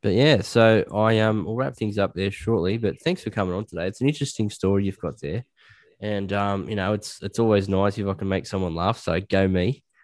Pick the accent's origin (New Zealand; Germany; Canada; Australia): Australia; also born or lived in Liverpool, England; I'm Australian